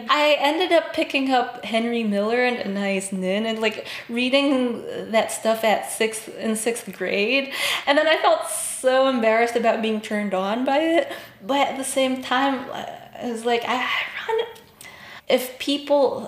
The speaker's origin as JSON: {"language": "English", "town": "Baguio", "region": "Cordillera Administrative Region", "country": "Philippines", "tie": "born or raised there", "said": "My hometown is called Baguio. It's very different from the rest of the Philippines"}